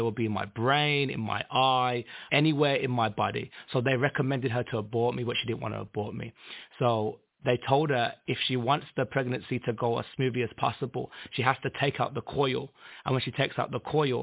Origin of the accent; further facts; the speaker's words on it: Birmingham, West Midlands, United Kingdom; I'm from Birmingham, England